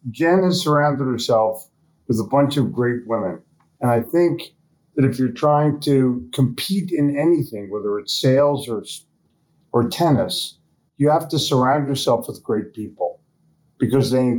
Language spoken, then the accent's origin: English; Philadelphia, Pennsylvania, United States; also born or lived in New York City; now in Charlotte, United States; I grew up in Philadelphia, sold in New York City, but was smart enough to move to Charlotte, North Carolina.